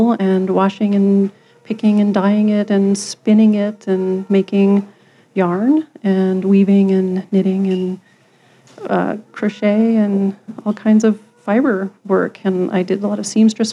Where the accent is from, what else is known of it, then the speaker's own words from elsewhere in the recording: Denver, Colorado, United States; also born or lived in Long Island, New York / Alexandria, Virginia; I've lived here almost my whole life.